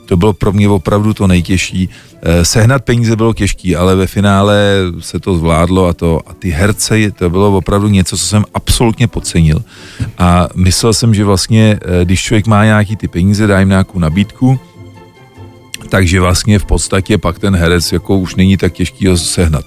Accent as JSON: {"language": "Czech", "country": "Czechia", "said": "jsem Čech"}